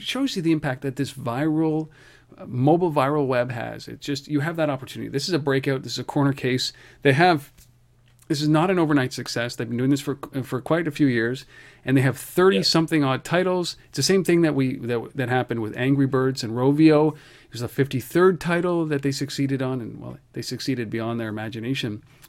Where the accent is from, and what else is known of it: Canada